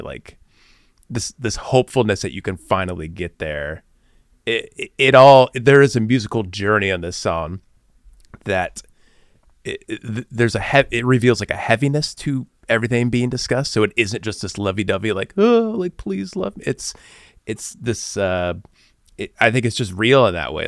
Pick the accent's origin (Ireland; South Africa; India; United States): United States; Bloomington, Illinois; being from Bloomington, Illinois, like I was